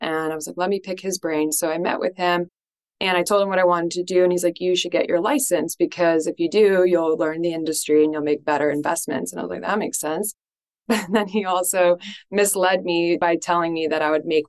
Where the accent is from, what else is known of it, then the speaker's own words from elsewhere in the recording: Westchester County, New York, United States; I was born in Westchester County in New York